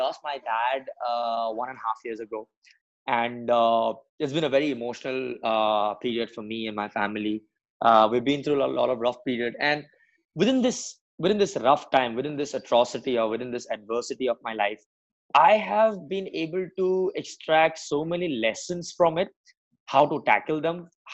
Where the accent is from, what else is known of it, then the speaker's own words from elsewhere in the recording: Assam, India; moved away as an adult; also born or lived in Mumbai; now in Pune, India; I'm born and brought up in Assam. It's a part of northeastern India.